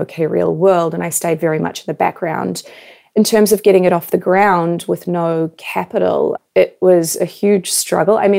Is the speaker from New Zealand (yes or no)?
yes; New Zealand; moved away as an adult; also born or lived in Canada / New York; I was born and raised in New Zealand